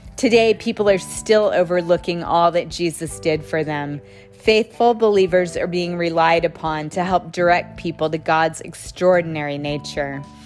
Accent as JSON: {"language": "English", "country": "United States", "said": "As an American"}